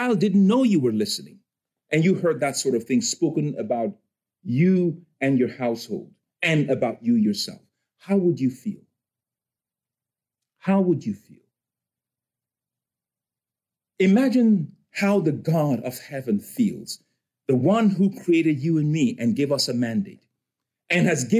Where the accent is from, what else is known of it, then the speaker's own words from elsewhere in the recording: Cameroon; moved away; I'm from Cameroon in West Africa